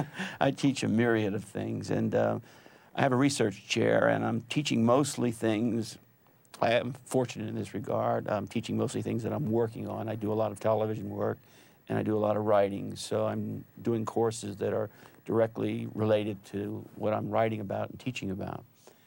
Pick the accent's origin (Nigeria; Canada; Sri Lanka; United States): United States; Reading, Pennsylvania; Reading, Pennsylvania.